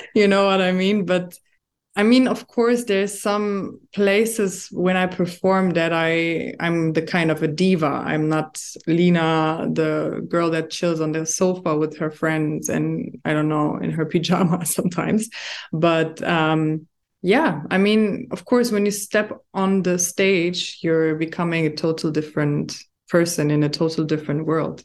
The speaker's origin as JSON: {"language": "English", "country": "Germany", "tie": "born or raised there", "moved": "yes", "lives_now": "Dubai, United Arab Emirates", "said": "I was born and raised in Germany, but my background is Moroccan"}